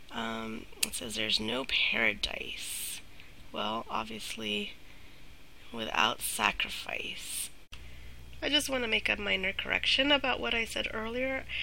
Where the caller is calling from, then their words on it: Virginia, United States; I'm from Virginia